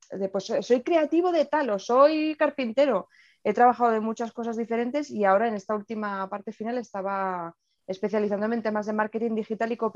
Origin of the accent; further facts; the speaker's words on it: Navarre, Spain; also born or lived in Murcia; yo tengo 39 años, Em, soy de Navarra, pero he dado muchas vueltas eh, por España y demás, y al final el sitio donde más tiempo he pasado, donde he estudiado y me he formado ha sido Murcia.